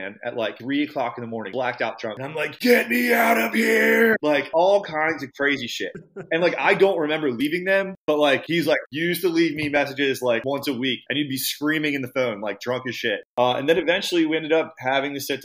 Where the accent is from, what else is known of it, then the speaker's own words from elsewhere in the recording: Catonsville, Maryland, United States; moved away as an adult; also born or lived in Baltimore, United States; now in Sarasota, United States; I was born and raised in Catonsville